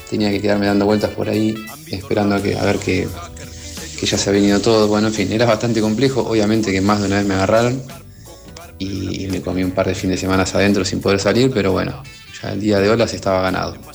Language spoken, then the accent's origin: Spanish; Mar del Plata, Buenos Aires Province, Argentina; now in La Plata, Argentina; pero soy de Mar del Plata y cuando tenía cuatro años, a mí y a mis amigos nos gustaba jugar al ringraje.